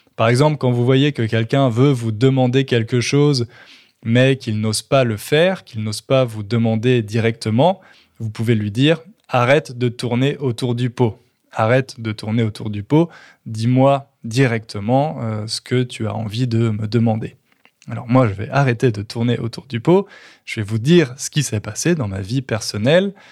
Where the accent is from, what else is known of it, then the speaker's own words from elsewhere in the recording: Châteauroux, Centre-Val de Loire, France; now in Châteauroux, France; on a déménagé en France. Et plus particulièrement dans ma ville natale, à Châteauroux